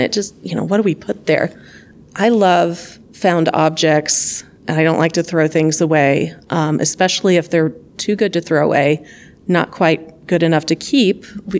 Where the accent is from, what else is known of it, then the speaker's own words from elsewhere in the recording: the South, United States; I grew up in the South, all over the South, and you have an idea of what like rural Tennessee looks like.